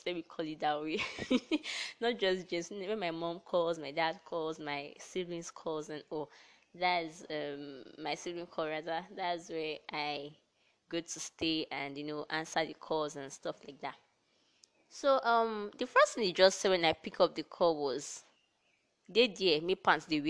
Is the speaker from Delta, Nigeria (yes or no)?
yes; Delta, Nigeria; I hail from Delta State